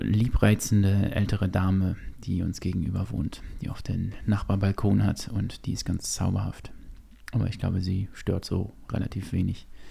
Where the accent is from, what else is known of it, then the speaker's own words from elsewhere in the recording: Gütersloh, North Rhine-Westphalia, Germany; wir hatten ähm, ein Kino bei uns in Gütersloh damals